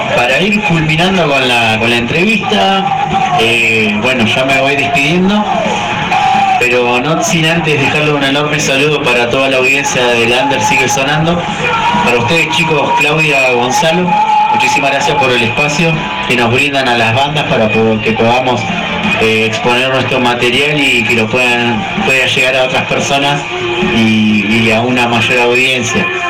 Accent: Argentina; nosotros como argentinos

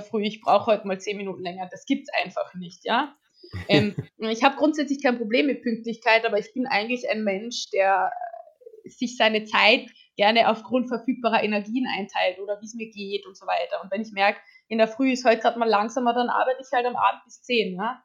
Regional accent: Austria; ich komme aus Österreich

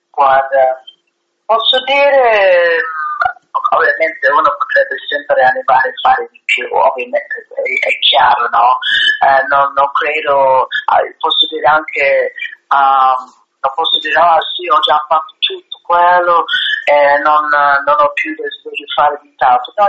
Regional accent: United States; now in Italy; nella mia terra, negli Stati Uniti.

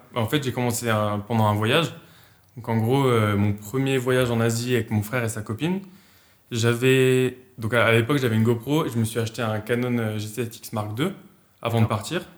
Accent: Habsheim, Alsace, Grand Est, France; je suis euh, d'Apsheim comme, euh, comme on a dit en Alsace

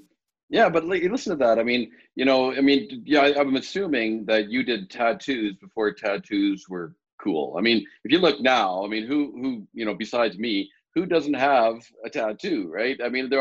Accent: Regina, Saskatchewan, Canada; And I'm from Regina as well, right? North of Dewdney, south of Dewdney.

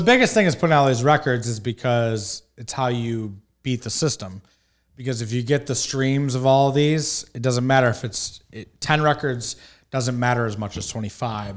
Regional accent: Detroit, Michigan, United States; I grew up in Detroit, Michigan

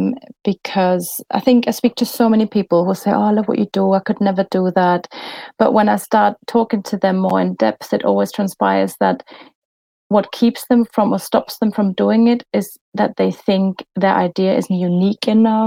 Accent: Germany; accent: German; moved away

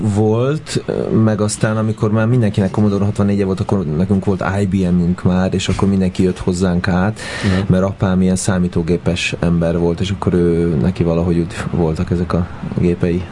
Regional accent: Budapest, Hungary; a 9. kerületben születtem, de ott egy évet töltöttünk el, és utána ahol én már nevelkedtem, meg ahol felnőttem, az, az a 8. kerület József körút volt

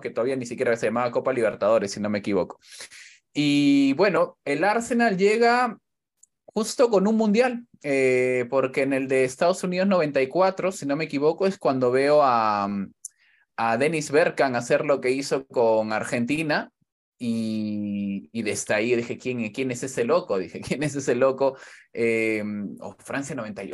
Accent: Callao, Peru; now in Spain; en el barrio, yo soy del Callao

